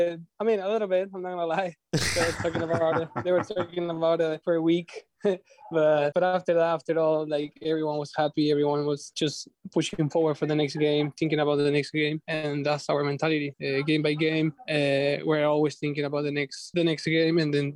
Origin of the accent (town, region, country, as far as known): Argentina; born or raised there; moved away as an adult; now in Philadelphia, United States